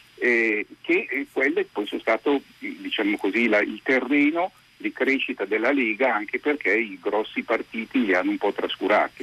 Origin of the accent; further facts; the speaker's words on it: Milan, Lombardy, Italy; moved away as an adult; Io poi sono milanese